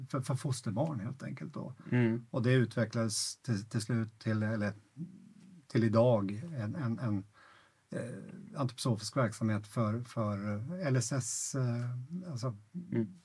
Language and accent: Swedish; Ytterjärna, Stockholm County, Sweden; born there; also born or lived in Norrland / Örebro; Jag jag är född här i Ytterjärna faktiskt. Ehm, eh, mina föräldrar bodde här en gång i tiden, eller vi bodde här en gång i tiden. Sen, sen flyttade vi upp eh, till Norrland och, och, så småningom till Örebro